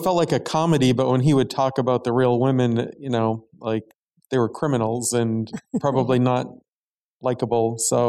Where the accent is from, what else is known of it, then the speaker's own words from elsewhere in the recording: Maine, United States; I grew up in Maine